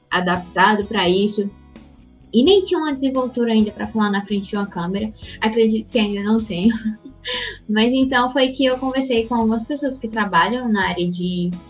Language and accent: Portuguese; Teresina, Piauí, Brazil; now in Recife, Brazil; eu sou natural de Teresina, no Piauí, e atualmente moro em Recife.